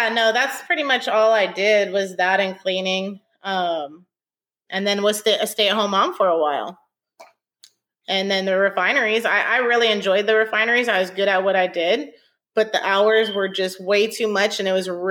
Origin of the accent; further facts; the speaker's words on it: Northern California, United States; now in Houston, United States; I'm from Northern California